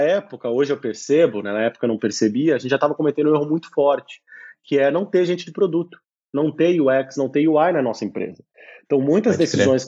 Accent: São Paulo, Brazil; moved away as an adult; also born or lived in Brasília / Belo Horizonte / Italy; now in Lisbon, Portugal; eu sou, claro, brasileiro, né? Nasci em São Paulo, morei muito tempo em Brasília também, tive uma temporada em Belo Horizonte quando criança.

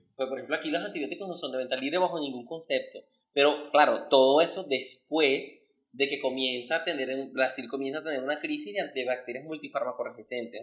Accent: Caicara del Orinoco, Bolívar, Venezuela; yo soy de, Calcara del Orinoco.

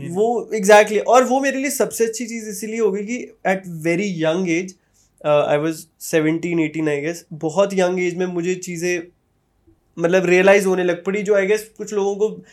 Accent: India; moved away as an adult; also born or lived in Canada; मैं जहाँ से हूँ वहाँ पे सी there is a trend that everybody wants to go to Canada may be U S may be London सबको कहीं ना कहीं मतलब इंडिया में नहीं रहना

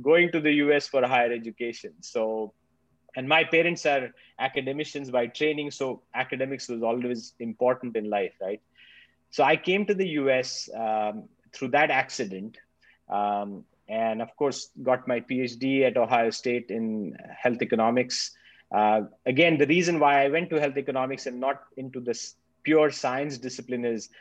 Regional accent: Nashik, Maharashtra, India; moved away as an adult; now in Australia; I'm a pharmacist by training from India. I grew up in Nasik

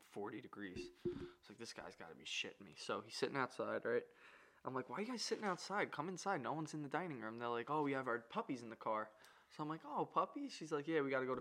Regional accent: New York, United States; We're from New York

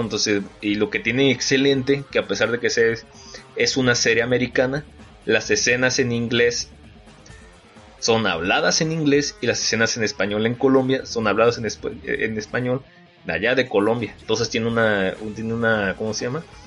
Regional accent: Guamúchil, Sinaloa, Mexico; yo soy de Guamuchil, Sinaloa

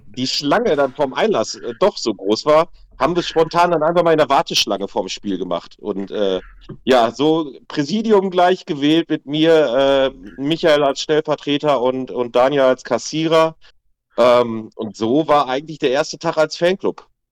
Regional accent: Waltrop, North Rhine-Westphalia, Germany; wir kommen ja aus Waltrop direkt neben Lüdenscheid

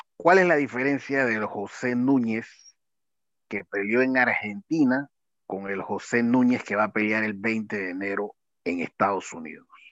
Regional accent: Panama; como panameños

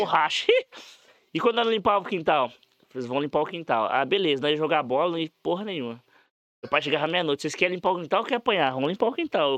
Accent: Sidrolândia, Mato Grosso do Sul, Brazil; also born or lived in Quebra-Coco / Maracaju; eu nasci em Cidrolândia. Aham. Minha mãe é mineira e eu nasci em Cidrolândia

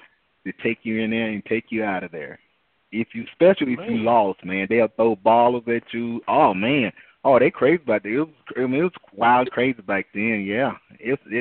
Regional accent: Georgia, United States; moved away as an adult; I'm from Georgia.

